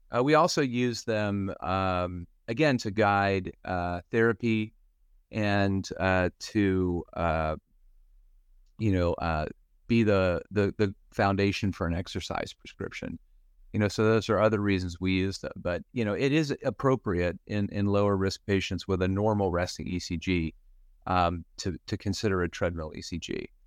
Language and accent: English; Western Pennsylvania, United States; moved away as an adult; also born or lived in Philadelphia; now in Cleveland, United States; I grew up in Western Pennsylvania